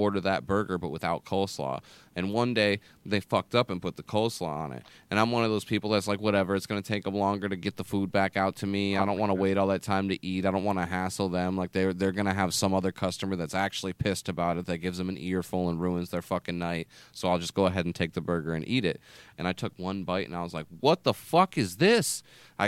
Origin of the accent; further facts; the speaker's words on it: Jackson, Michigan, United States; I grew up in Jackson